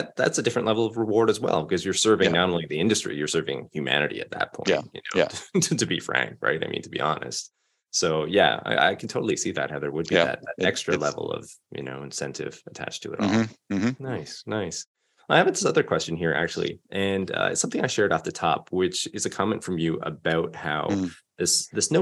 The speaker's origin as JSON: {"language": "English", "country": "Canada", "said": "I'm from Canada, but I'd never been to Vancouver and never lived there"}